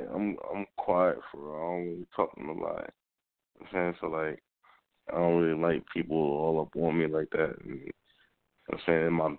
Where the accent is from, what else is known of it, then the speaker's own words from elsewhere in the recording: Pottstown, Pennsylvania, United States; I'm calling from Pennsylvania, but I'm from Pottstown, PA.